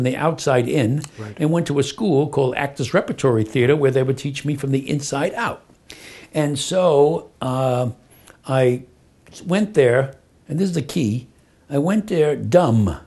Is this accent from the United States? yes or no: yes; New York City, New York, United States; I was born in Brooklyn.